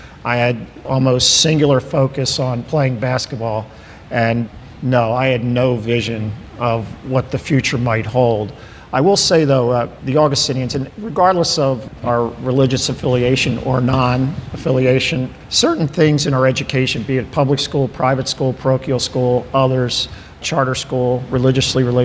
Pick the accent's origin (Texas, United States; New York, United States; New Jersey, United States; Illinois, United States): New Jersey, United States; Ocean City; moved away as an adult; also born or lived in Delaware County, Pennsylvania / Portland, Oregon / Philadelphia; now in Ardmore, United States; I grew up in Ocean City, New Jersey